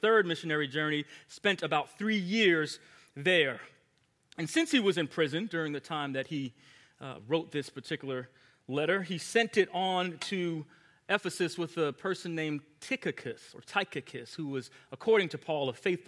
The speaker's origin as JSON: {"language": "English", "area": "Long Island", "region": "New York", "country": "United States", "tie": "born or raised there", "said": "I grew up in Long Island, New York"}